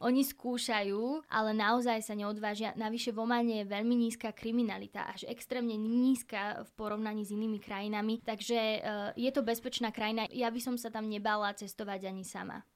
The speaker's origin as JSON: {"language": "Slovak", "country": "Slovakia", "said": "tá ma doteraz volá, že slovenská dcéra"}